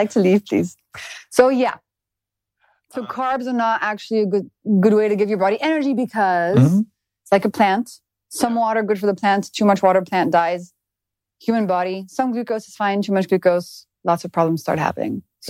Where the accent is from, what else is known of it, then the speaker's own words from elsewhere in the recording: France; In France.